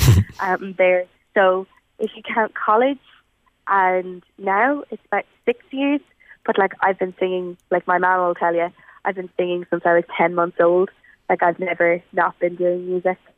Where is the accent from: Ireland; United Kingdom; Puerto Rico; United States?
Ireland; as Irish people